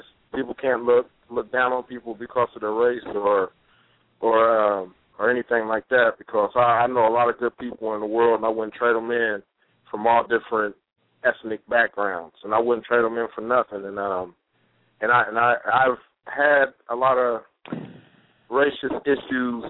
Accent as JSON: {"language": "English", "region": "Ohio", "country": "United States", "said": "I'm from Ohio."}